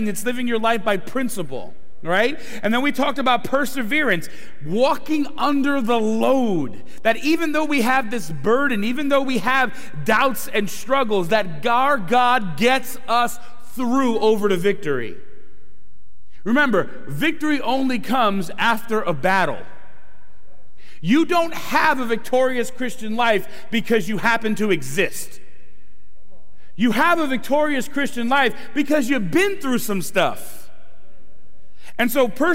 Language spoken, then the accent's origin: English; Brooklyn, New York, United States; now in Philadelphia area, United States; I'm originally from Brooklyn, New York